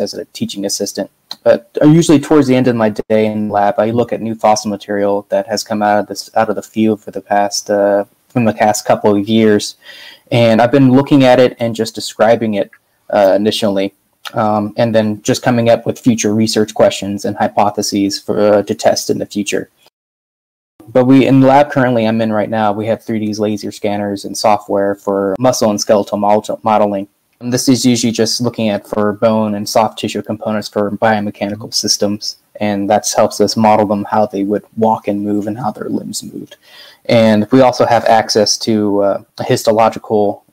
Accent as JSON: {"language": "English", "region": "Hampton Roads area of Virginia", "country": "United States", "tie": "born or raised there", "moved": "as an adult", "lives_now": "Alberta, Canada", "said": "I grew up in the Hampton Roads area of Virginia in the United States"}